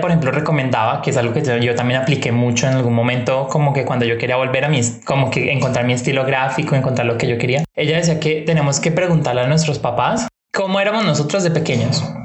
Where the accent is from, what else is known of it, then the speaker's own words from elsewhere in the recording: Cali, Valle del Cauca, Colombia; De Cali, Colombia